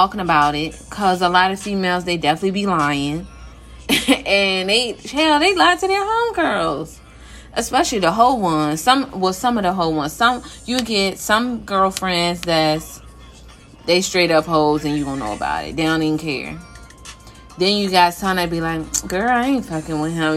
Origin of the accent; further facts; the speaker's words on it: Philadelphia, Pennsylvania, United States; now in Virginia, United States; I was born in Philly and I'm now in VA